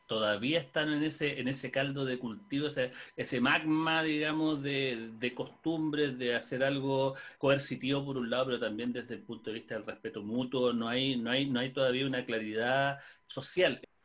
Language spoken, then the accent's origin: Spanish; Chile; la cultura del cerdo es algo que hemos heredado también como chilenos